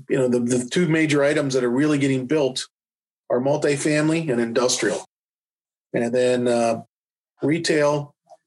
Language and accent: English; Washington, District of Columbia, United States; now in Wilmington, United States; my background is I grew up in the Washington, D.C. area.